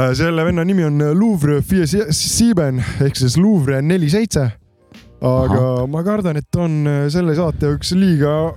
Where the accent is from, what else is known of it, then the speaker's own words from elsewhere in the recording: Cologne, North Rhine-Westphalia, Germany; Estonian is a second language; ma ikkagi olen sakslane